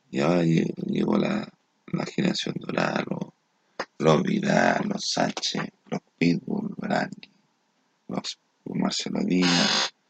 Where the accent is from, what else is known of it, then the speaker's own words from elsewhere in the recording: Chile; nuestra postura, compadre, como chilenos